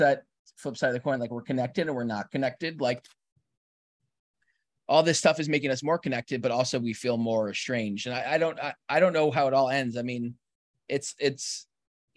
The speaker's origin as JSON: {"language": "English", "region": "New York", "country": "United States", "said": "as a New Yorker"}